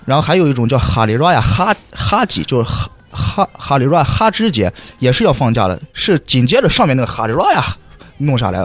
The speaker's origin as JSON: {"language": "Chinese", "country": "China", "moved": "yes", "said": "我们是，China，China"}